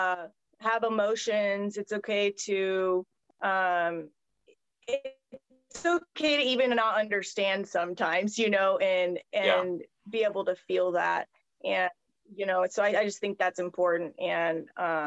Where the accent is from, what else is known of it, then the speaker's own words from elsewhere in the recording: Soldotna, Alaska, United States; moved away as an adult; born and bred in Alaska, raised here